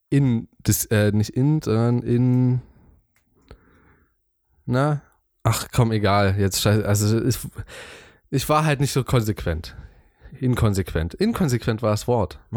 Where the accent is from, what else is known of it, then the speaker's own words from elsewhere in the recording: East Germany, Germany; ich bin schon ziemlich Ossi-mäßig. ich, ich, ich komme definitiv aus dem Osten.